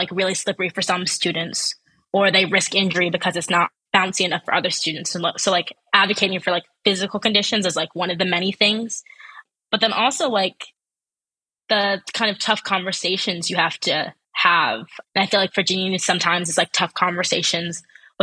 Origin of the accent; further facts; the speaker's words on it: Ann Arbor, Michigan, United States; growing up in Ann Arbor